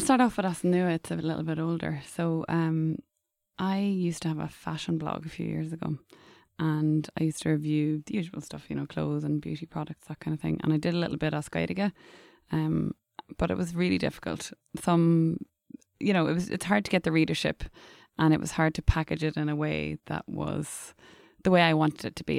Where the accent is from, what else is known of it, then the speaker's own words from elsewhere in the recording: Dundalk, Leinster, Ireland; first language English; I was brought up in English in Dundalk in County Louth.